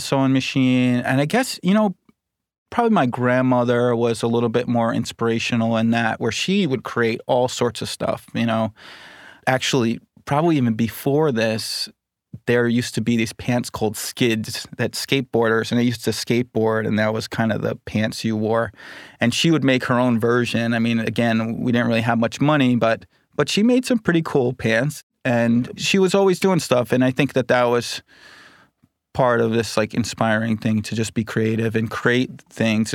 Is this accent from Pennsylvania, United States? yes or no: no; Huntington, New York, United States; So I grew up on Long Island in the Huntington area, so it's Suffolk County